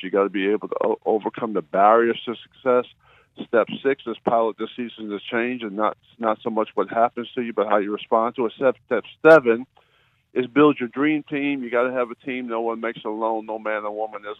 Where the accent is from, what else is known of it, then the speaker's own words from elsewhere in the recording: Wildwood, New Jersey, United States; I'm from Wildwood